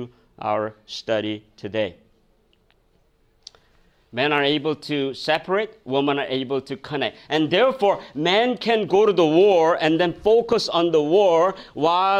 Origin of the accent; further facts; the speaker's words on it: South Korea; now in United States; I came from Korea